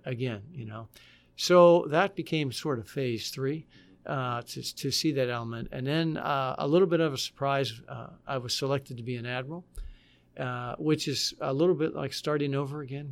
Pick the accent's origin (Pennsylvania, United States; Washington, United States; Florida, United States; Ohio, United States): Pennsylvania, United States; Butler; moved away; I'm from Butler, Pennsylvania, which is a steel town in western Pennsylvania. My dad was a steel worker